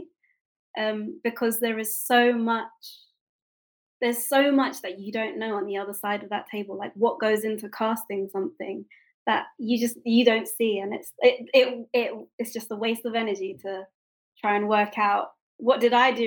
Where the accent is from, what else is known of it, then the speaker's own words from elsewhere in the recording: United Kingdom; although I'm not American, I am half Japanese but British